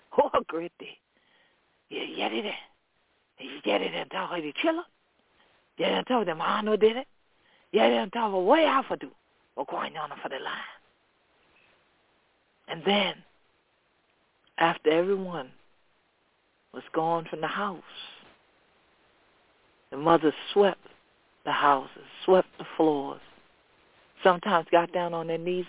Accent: Gullah Geechee Nation, Sea Islands, United States; This is how we grew up here in the Gullah Geechee Nation.

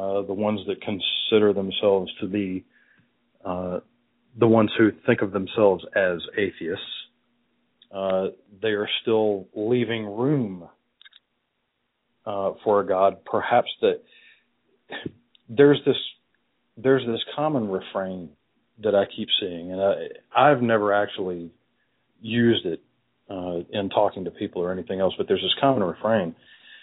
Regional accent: United States; I am an American and Christianity is the predominant religion here

